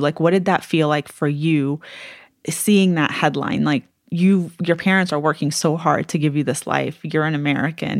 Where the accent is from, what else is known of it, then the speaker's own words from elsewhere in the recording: Syria; I was from Syria